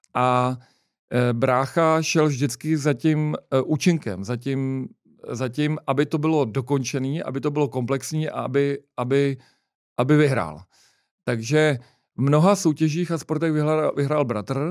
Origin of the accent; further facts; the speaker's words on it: Prague, Czechia; my jsme oba z Vinohrad